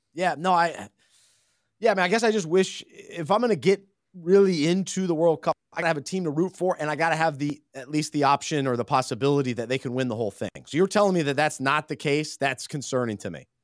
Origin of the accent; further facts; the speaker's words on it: Charlotte, North Carolina, United States; growing up in Charlotte